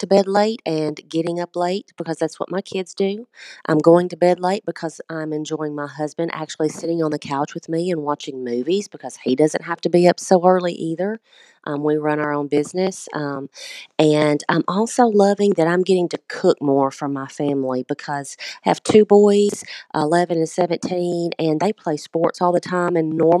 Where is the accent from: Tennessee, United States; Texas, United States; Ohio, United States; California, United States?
Tennessee, United States; Shelbyville; I am from Shelbyville, Tennessee.